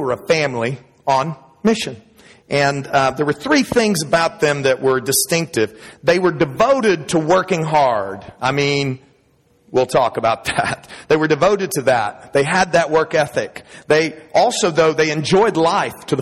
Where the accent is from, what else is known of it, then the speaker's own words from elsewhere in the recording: Dallas, Texas, United States; I was born in Dallas. Big D-A-L-L-A-S. I was born there, raised there